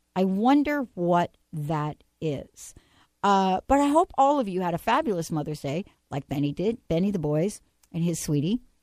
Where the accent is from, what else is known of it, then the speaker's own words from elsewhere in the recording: New Jersey, United States; I'm from Jersey.